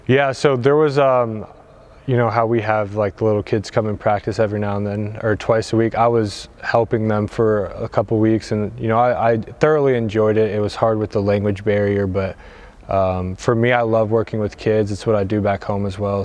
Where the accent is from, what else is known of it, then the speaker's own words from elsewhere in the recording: Louisville, Kentucky, United States; moved away as an adult; now in Portugal; I'm from Louisville, Kentucky uh, in the States